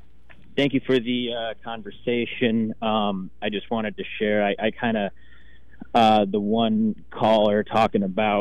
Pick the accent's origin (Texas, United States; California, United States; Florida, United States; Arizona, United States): Arizona, United States; now in Oregon, United States; I came out to Oregon from Arizona, which Arizona had really, really bad voting laws.